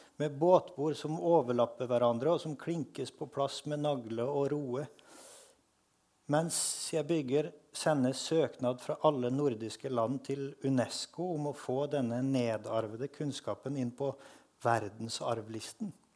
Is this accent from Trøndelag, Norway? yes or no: yes; Frøya, Trøndelag, Norway; accent: Trøndersk; Jeg vokste opp på Frøya, som er den ytterste øya i trøndelagskysten.